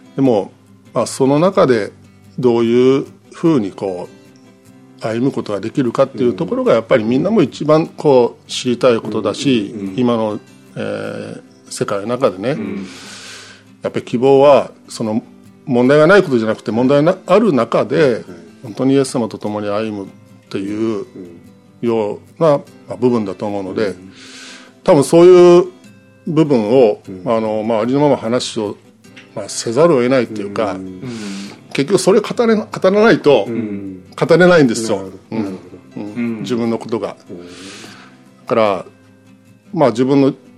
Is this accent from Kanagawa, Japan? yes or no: no; Nishinomiya, Hyogo, Japan; also born or lived in Kanda, Tokyo; 僕はの子供の頃の思い出は開拓教会ですよ